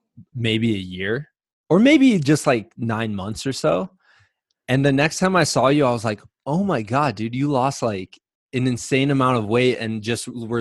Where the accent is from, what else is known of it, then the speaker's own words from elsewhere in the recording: Midwest, United States; Which, by the way, I'm from the Midwest.